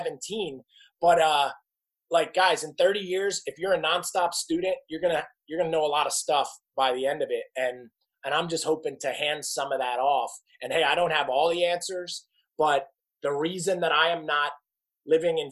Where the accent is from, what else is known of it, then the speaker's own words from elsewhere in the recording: New Jersey, United States; I am from New Jersey. We lived right outside New York City